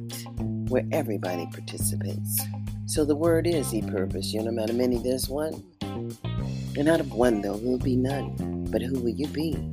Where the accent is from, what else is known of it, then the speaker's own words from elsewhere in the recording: California, United States; also born or lived in Mississippi; now in Nevada, United States; Mississippi where I was born, in the South. I'm living on the far west coast in Nevada. But I was raised up in California